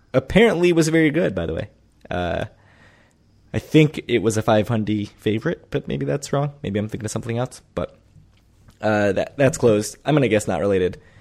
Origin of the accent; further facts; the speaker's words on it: DC suburbs, Maryland, United States; moved away; growing up in Maryland, D C suburb of Maryland